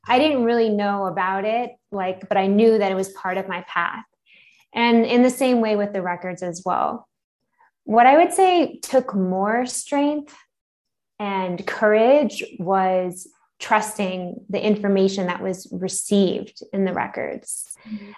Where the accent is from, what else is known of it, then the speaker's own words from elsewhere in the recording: Long Island, New York, United States; moved away as an adult; also born or lived in Philadelphia / Manhattan; now in Mexico City, Mexico; I grew up on Long Island, so right outside of the city.